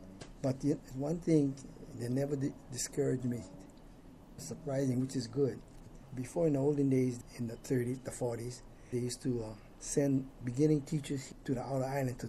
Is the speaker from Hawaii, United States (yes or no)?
yes; Hilo, Hawaii, United States; born or raised there